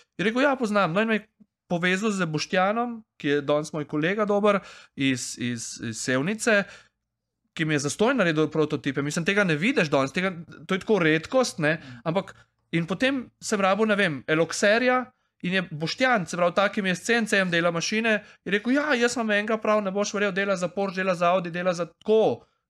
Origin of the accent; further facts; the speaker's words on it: Prekmurje, Slovenia; iz Prek, Mura